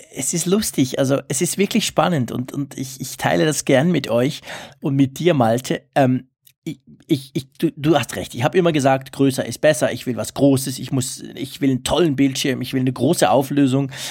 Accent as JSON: {"language": "German", "country": "Switzerland", "said": "bei uns in der Schweiz"}